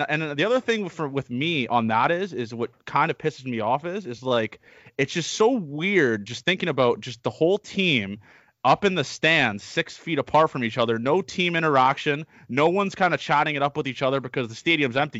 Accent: Canada; we're from Canada, you

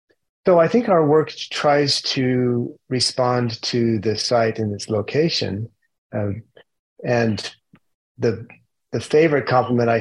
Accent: Utah, United States; moved away as an adult; also born or lived in Pacific Northwest / Japan; I grew up in Utah

